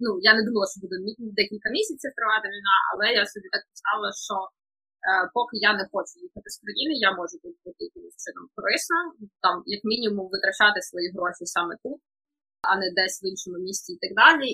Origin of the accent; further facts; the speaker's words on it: Kharkiv, Kharkiv Oblast, Ukraine; я взагалі з Харкова